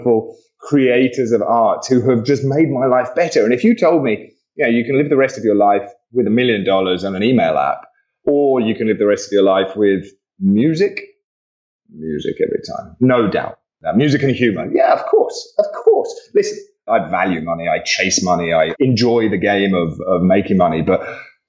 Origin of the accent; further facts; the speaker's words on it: England, United Kingdom; Being an Englishman